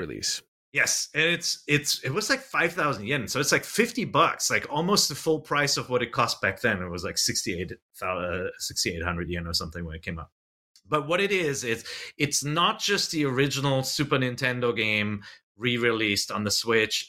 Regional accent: United States; I'm an American

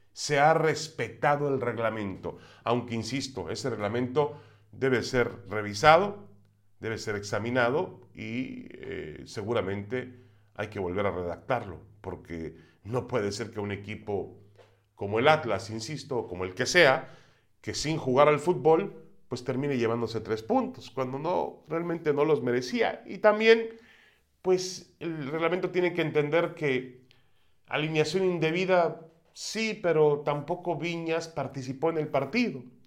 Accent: Mexico; somos malos mexicanos

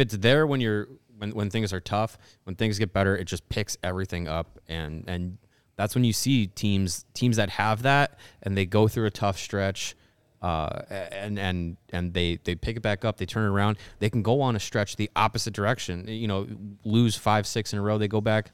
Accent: Wisconsin, United States; I was born in Wisconsin, but I grew up in a household that cheered for the Bears

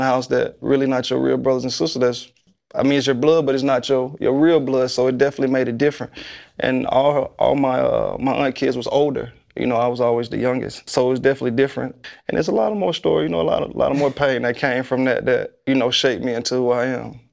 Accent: Tuscaloosa, Alabama, United States; I'm from Tuscaloosa

